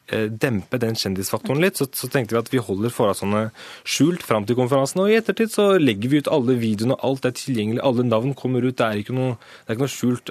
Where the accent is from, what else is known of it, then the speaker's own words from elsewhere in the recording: Norway; jeg er født og oppvokst i Norge, jeg har gått på skole i Norge hele mitt liv